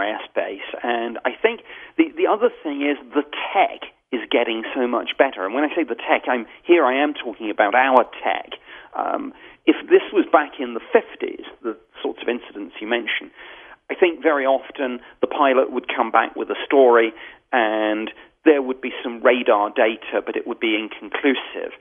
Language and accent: English; United Kingdom; as a Brit